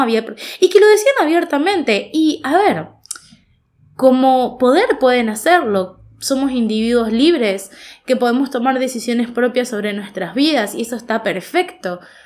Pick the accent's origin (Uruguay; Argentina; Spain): Argentina; Goya, Corrientes; moved away as an adult; now in Corrientes, Argentina; yo soy de la ciudad de Goya